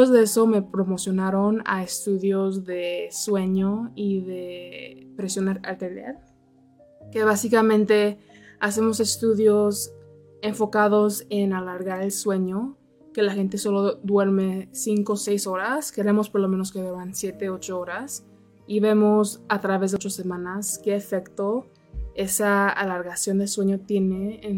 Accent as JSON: {"language": "Spanish", "region": "Texas", "country": "United States", "tie": "born or raised there", "also_born_or_lived": "Mexico City, Mexico / Los Angeles, United States", "said": "soy una mujer americana mexicana y crecí en Texas y en la Ciudad de México."}